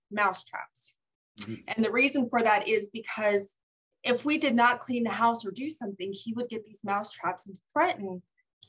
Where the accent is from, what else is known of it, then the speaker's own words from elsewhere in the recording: St. George, Utah, United States; I'm from St. George, Utah